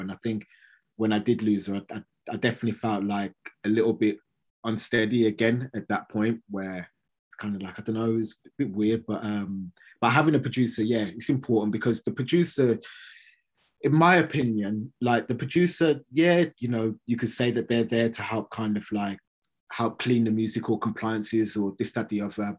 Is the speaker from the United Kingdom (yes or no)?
yes; Birmingham, West Midlands, United Kingdom; I'm from Birmingham